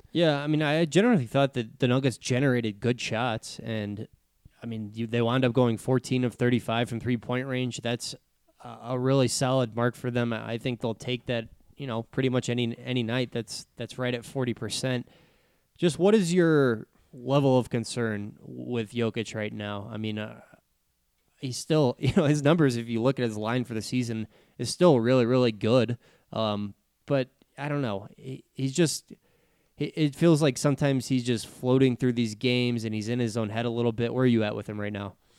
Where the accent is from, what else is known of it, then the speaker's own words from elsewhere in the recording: Texas, United States; growing up in Texas